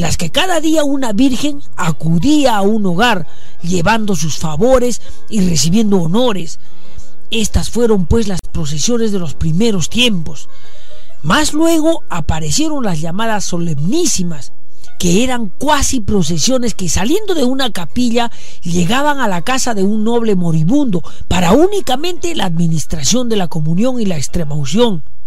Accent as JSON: {"language": "Spanish", "area": "Sachaca", "region": "Arequipa", "country": "Peru", "said": "vengo de Indesachaca"}